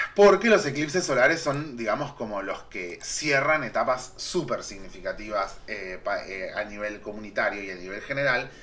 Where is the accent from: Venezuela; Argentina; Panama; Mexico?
Argentina